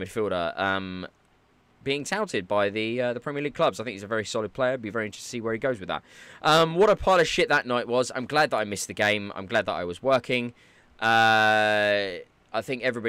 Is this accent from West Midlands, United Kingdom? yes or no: no; London, United Kingdom; Growing up in North London